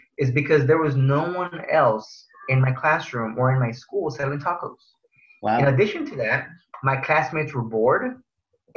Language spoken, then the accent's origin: English; Houston, Texas, United States; also born or lived in Pharr, Texas; I grew up in Far Texas, which is near McAllen. And at the age of five, my family came to the big city in Houston for a better life